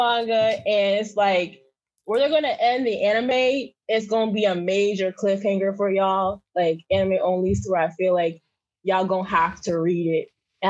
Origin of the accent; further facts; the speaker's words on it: Florida, United States; I'm from Florida.